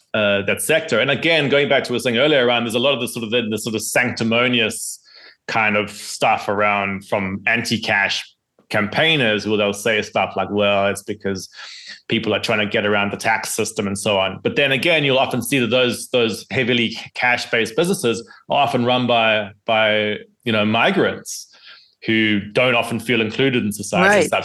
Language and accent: English; South Africa; my home country of South Africa